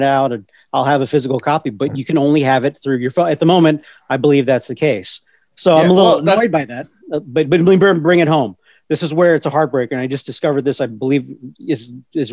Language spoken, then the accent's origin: English; Virginia, United States; moved away as an adult; also born or lived in Los Angeles; I grew up in Virginia